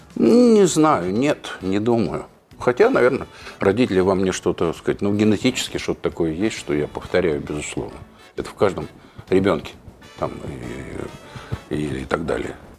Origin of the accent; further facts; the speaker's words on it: Moscow, Russia; я родился в Москве, я и прожил в Москве